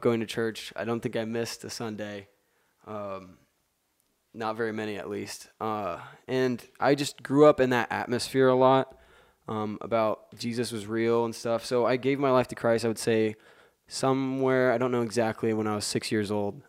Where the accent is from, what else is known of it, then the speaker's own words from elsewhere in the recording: West Lafayette, Indiana, United States; I'm from West Lafayette, Indiana, um, born and raised